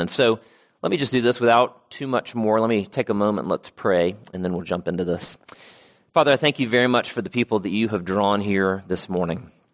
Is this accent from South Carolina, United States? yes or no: yes; Travelers Rest, South Carolina, United States; I grew up on land in Travelers Rest, South Carolina, and so much of my childhood was spent mowing